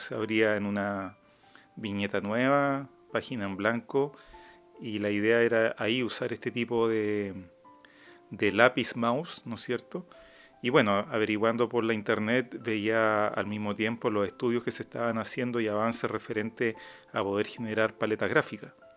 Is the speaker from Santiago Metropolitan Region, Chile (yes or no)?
no; Araucanía, Chile; yo nací en la Araucanía